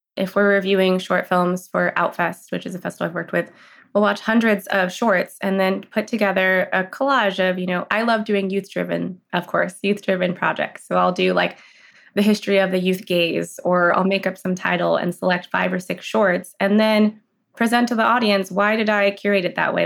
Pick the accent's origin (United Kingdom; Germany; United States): United States; Los Angeles, California; also born or lived in San Francisco / Boulder, Colorado; I'm in Los Angeles now. I grew up here.